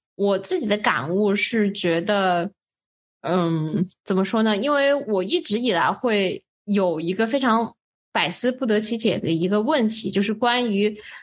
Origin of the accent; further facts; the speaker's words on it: Wuhan, Hubei, China; moved away; 我们来自武汉